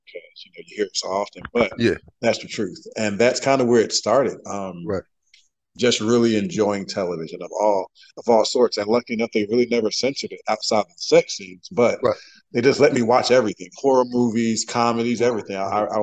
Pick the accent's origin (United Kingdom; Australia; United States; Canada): United States; Jacksonville, North Carolina; I grew up in Jacksonville, North Carolina